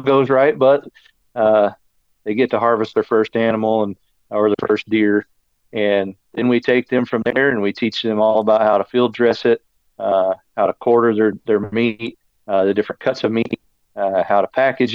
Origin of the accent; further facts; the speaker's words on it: Branson, Missouri, United States; also born or lived in Texas; I was born in Branson. Still live in the area. The Ozarks is what I call home, and right here down on the Arkansas-Missouri line for my entire life